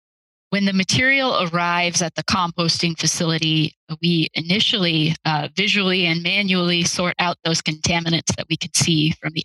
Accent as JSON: {"language": "English", "town": "Denver", "region": "Colorado", "country": "United States", "tie": "born or raised there", "also_born_or_lived": "East Coast / New Hampshire", "moved": "as an adult", "lives_now": "Boise, United States", "said": "And I grew up in the Denver area, but came to Boise by way of the East Coast."}